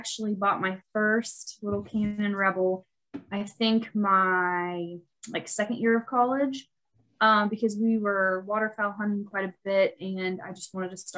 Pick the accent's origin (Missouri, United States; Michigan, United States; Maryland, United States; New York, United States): Missouri, United States; Central; moved away as an adult; now in Mount Vernon, United States; I live in Mount Vernon, Missouri now, which is in Southwest Missouri. I'm originally from Central Missouri, from a very, very small town